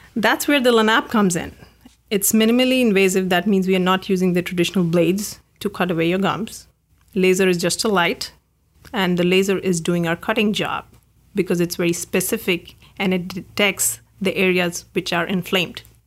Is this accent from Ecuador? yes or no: no; India; moved away as an adult; now in California, United States; I grew up in India